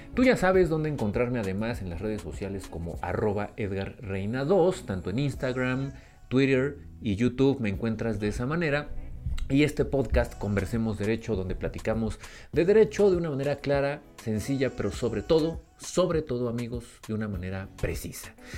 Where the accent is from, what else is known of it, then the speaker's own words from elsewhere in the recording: Mexico; como pueblo mexicano